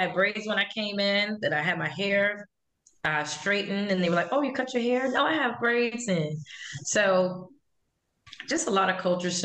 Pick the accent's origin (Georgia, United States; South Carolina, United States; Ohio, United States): South Carolina, United States; Charleston; growing up in Charleston